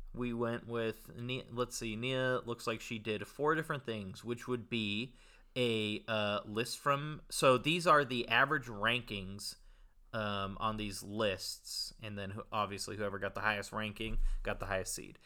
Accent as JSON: {"language": "English", "area": "Bay Area", "region": "California", "country": "United States", "said": "a local Bay Area boy"}